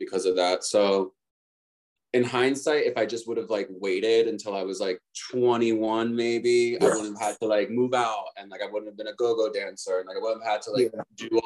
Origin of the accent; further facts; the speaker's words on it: right outside of Philly, Pennsylvania, United States; I grew up right outside of Philly too